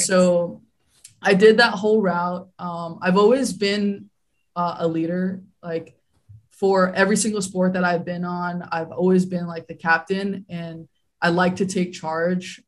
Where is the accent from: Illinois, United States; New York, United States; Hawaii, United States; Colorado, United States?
Hawaii, United States; I grew up in Hawaii.